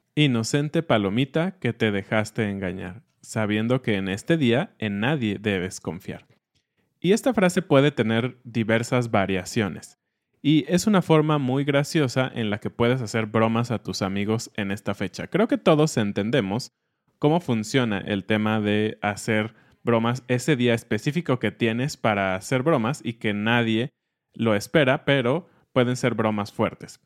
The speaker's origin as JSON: {"language": "Spanish", "country": "Mexico", "said": "siendo mexicanos"}